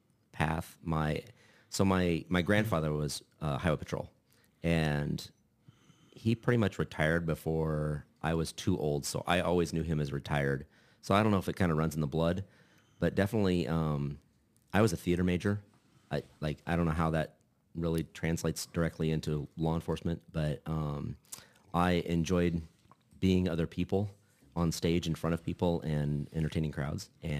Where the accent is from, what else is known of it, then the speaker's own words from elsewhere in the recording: Lincoln, Nebraska, United States; Born and raised. I escaped for 2 years, went to Kearney for school for a couple of years, and decided that smaller wasn't my thing and came back to Lincoln